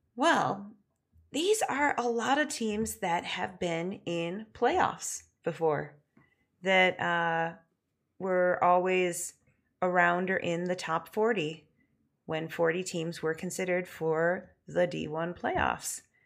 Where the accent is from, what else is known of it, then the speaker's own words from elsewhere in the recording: Michigan, United States; we're both from Michigan